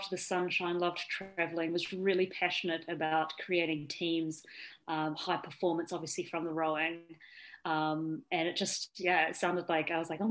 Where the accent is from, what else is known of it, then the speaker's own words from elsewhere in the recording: New Zealand; moved away; I did grow up in New Zealand